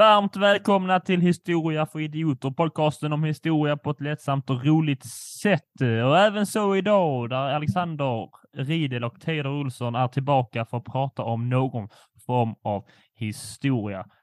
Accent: Skåne, Sweden; min skånska stolthet

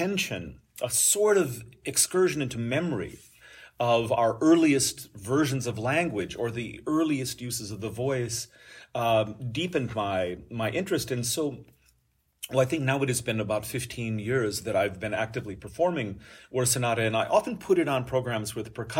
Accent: Iowa, United States; moved away as an adult; now in San Diego, United States; I was actually born and raised in Iowa on a farming family, and I live now and have lived for 30-some years in San Diego

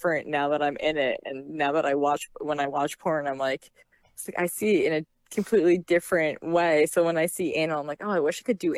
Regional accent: New Jersey, United States; I'm 100% a Jersey girl. I'm an East Coaster

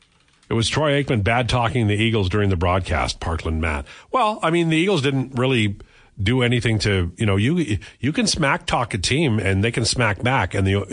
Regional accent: United Kingdom; As a Brit, we do have some very good food.

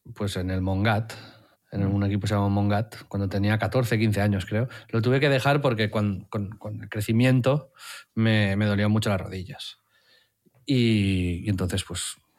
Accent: Tiana, Catalonia, Spain; como me crié en Tiana

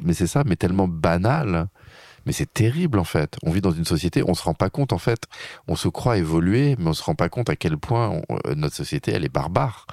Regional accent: France; je suis un Français

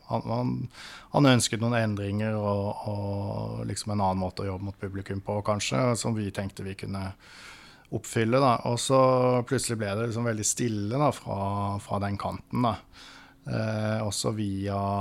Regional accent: Birkeland, Agder, Norway; moved away; also born or lived in Oslo; Jeg er født og oppvokst på et lite tettsted som heter Birkeland. Ikke så langt fra Lillesand og Kristiansand.

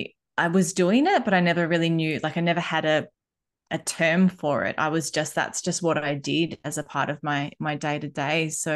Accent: Australia; also born or lived in Bali, Indonesia; growing up in both worlds, I have had the best side of both coins, because I think if I was only growing up in Australia or only growing up in Bali, I wouldn't have these two points of view.

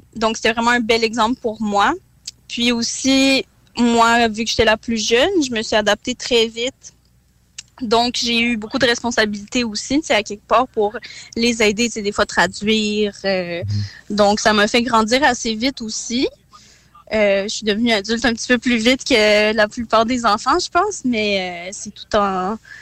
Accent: Quebec, Canada; also born or lived in Kazakhstan; je suis née au Kazakhstan. Puis, dans le fond, je suis d'origine russe du Kazakhstan. Euh, mais j'ai immigré ici avec mes parents quand j'avais trois ans, fait que je suis pas mal euh, un petit mix là, tu sais, québécoise

